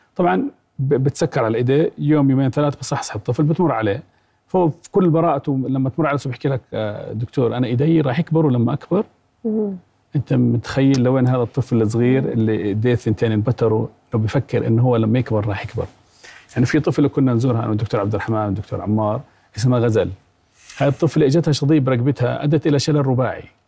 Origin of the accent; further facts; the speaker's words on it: Jordan; احنا كاطباء اردنيين